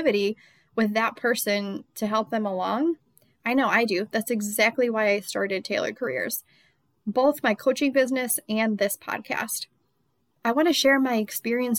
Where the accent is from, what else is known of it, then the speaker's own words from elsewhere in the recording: Rochester, New York, United States; moved away as an adult; also born or lived in Charlotte, North Carolina; Rochester, New York, my hometown